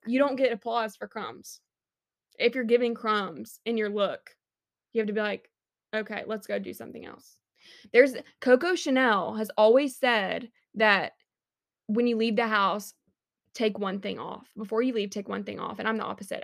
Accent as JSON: {"language": "English", "town": "Montgomery", "region": "Alabama", "country": "United States", "tie": "born or raised there", "said": "I do love my hometown, respect Montgomery"}